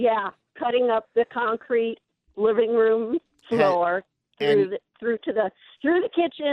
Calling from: Sahuarita, Arizona, United States

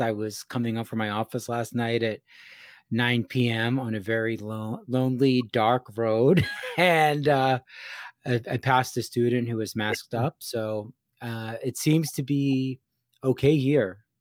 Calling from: Gettysburg, Pennsylvania, United States; I am calling from Gettysburg, Pennsylvania.

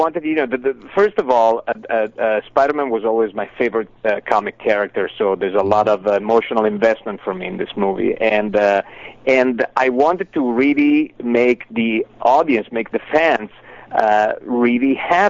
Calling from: Los Angeles, California, United States; I'm calling from Los Angeles.

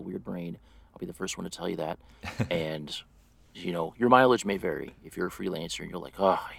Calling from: St. Louis, Missouri, United States; I am in St. Louis, Missouri, in the U.S.

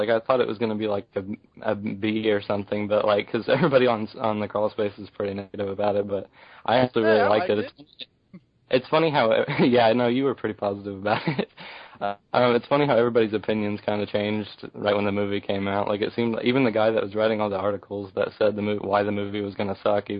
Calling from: Oklahoma, United States

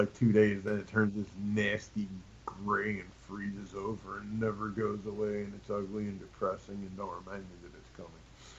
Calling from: Chicago, Illinois, United States; Just outside of Chicago, Illinois.

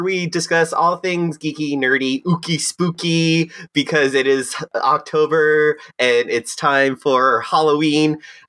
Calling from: South Korea; Hi, I'm phoning in from South Korea, and it's a bright, beautiful day.

